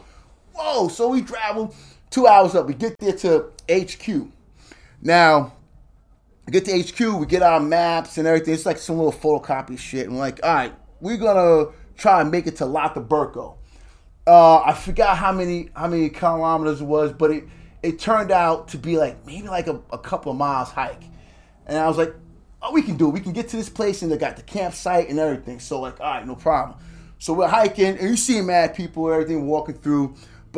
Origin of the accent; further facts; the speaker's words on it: New York City, New York, United States; I'm from Staten Island. I grew up, you know, in New York City.